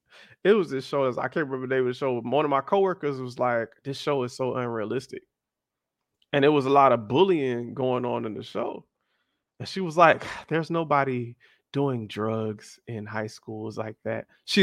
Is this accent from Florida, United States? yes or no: yes; Miami, Florida, United States; I was the American, like, hi guys. So where are you from? Miami.